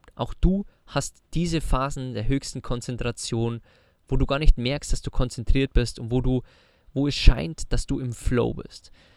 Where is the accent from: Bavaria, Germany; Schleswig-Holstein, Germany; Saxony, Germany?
Bavaria, Germany; moved away; zu Hause bei uns in Bayern in den Alpen